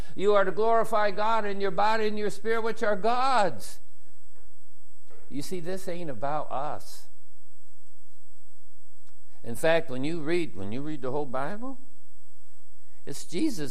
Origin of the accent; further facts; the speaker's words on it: United States; Vietnamese, we're from America